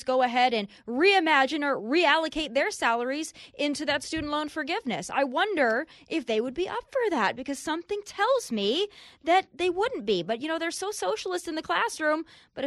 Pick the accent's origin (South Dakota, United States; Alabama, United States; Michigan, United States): South Dakota, United States; I'm from South Dakota.